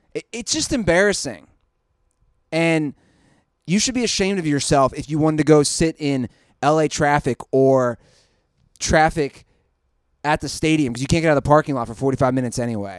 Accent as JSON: {"language": "English", "town": "Cincinnati", "region": "Ohio", "country": "United States", "said": "I'm from Cincinnati."}